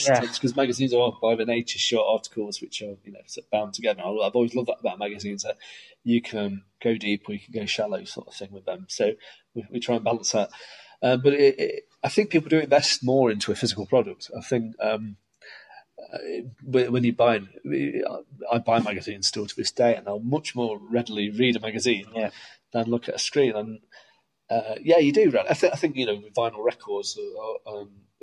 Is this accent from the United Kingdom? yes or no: yes; Stapleford, East Midlands, United Kingdom; also born or lived in Scotland / southern England / Beeston; I wasn't even born here. I was born in Scotland. I grew up in Stapleford and all places